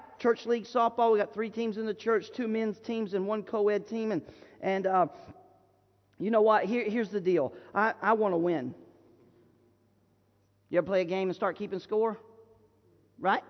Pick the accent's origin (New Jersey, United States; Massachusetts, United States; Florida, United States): Florida, United States; I'm from Florida, and I grew up in the woods